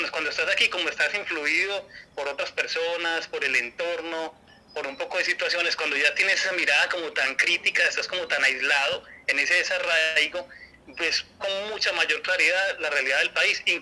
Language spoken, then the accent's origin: Spanish; Girardota, Antioquia, Colombia; Yo soy de Girardot, Antioquia